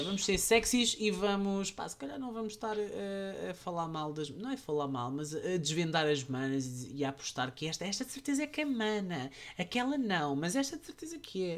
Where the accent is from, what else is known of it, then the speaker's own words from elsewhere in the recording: Portugal; eu vinha de Portugal com aquele preconceito